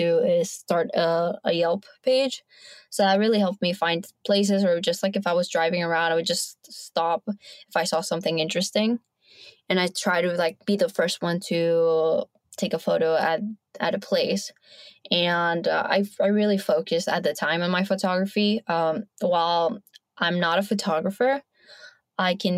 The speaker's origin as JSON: {"language": "English", "town": "Bogota", "region": "Bogotá", "country": "Colombia", "tie": "born or raised there", "moved": "yes", "said": "And I was born in Colombia. So I got to live and grow up with my maternal grandparents."}